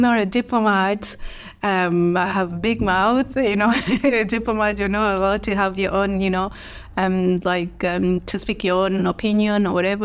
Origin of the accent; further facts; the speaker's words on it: Dar es Salaam, Tanzania; moved away as an adult; now in Dublin, Ireland; I grew up in Dar es Salaam